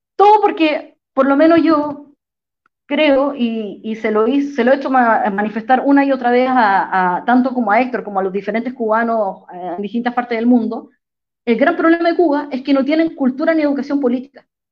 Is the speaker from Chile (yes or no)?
yes; Chile; yo como chilena